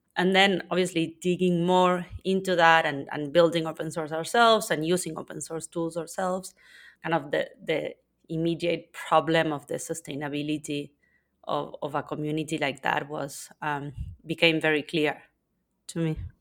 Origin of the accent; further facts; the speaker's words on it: Argentina; now in Spain; I was born in Argentina and currently live in Spain.